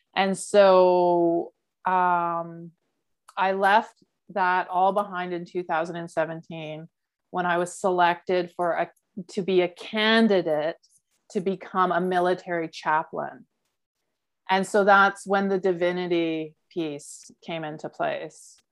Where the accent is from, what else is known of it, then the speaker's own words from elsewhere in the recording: Calgary, Alberta, Canada; moved away; I grew up in Calgary